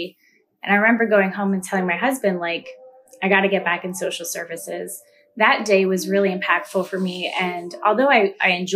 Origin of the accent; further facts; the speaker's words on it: Lebanon County, Pennsylvania, United States; So I was born and raised here in Lebanon County, went to Lebanon City Schools till about third grade